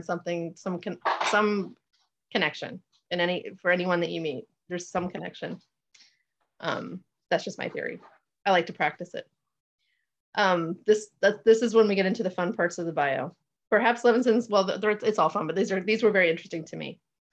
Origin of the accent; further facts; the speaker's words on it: Fort Lauderdale, Florida, United States; I grew up in Fort Lauderdale.